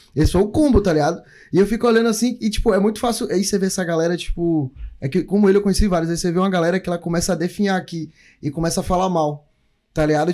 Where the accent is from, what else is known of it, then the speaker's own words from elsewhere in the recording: Brazil; now in New Zealand; a gente veio do Brasil